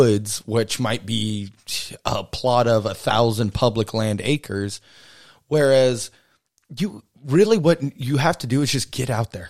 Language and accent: English; Texas, United States; now in Alaska, United States; Growing up in Texas, it was way different, but it was like we hunt and fish, and we only ate venison growing up